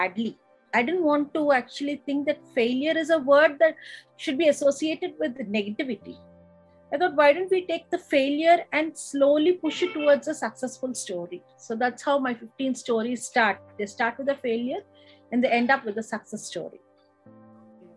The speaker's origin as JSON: {"language": "English", "town": "Chennai", "region": "Tamil Nadu", "country": "India", "tie": "born or raised there", "moved": "yes", "lives_now": "Visakhapatnam, India", "said": "I was lucky enough to be born and brought up in Madras"}